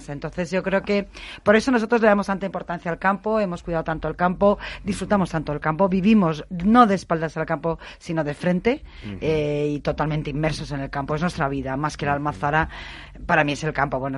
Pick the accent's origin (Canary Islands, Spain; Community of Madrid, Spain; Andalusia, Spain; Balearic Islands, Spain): Andalusia, Spain; Jaén; que yo soy jiennense